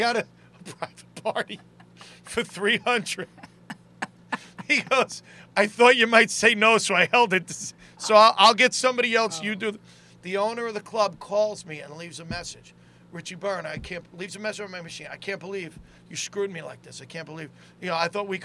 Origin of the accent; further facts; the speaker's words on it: New York City, New York, United States; I was from Staten Island